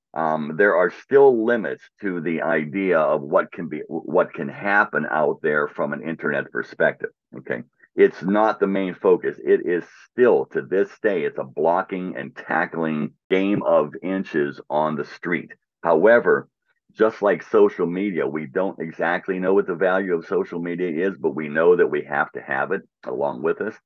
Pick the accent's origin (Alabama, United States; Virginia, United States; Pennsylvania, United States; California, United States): Pennsylvania, United States; Pittsburgh; when I was a kid, li, growing, growing up in Pittsburgh